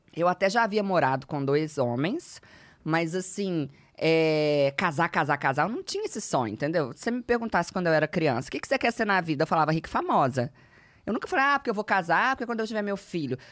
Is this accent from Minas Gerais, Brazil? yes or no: yes; Belo Horizonte, Minas Gerais, Brazil; eu sou de Belo Horizonte